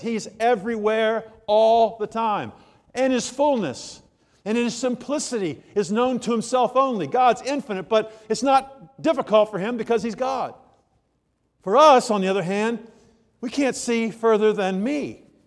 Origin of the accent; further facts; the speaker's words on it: Germantown, Maryland, United States; In fact, I'm from Germantown, Maryland